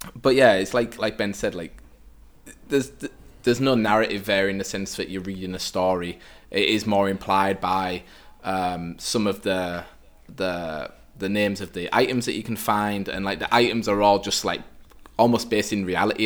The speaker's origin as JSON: {"language": "English", "country": "United Kingdom", "moved": "yes", "lives_now": "Vienna, Austria", "said": "I'm obviously a British guy"}